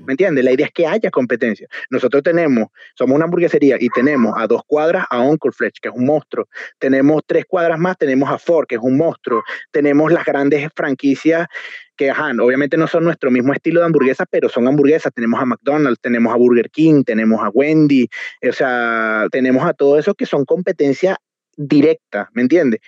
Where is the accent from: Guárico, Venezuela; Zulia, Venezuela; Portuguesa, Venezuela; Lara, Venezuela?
Lara, Venezuela; Barquisimeto; moved away as an adult; now in Chile; nosotros como venezolanos